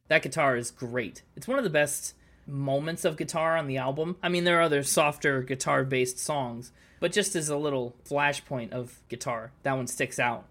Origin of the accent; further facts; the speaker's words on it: United States; I'm American.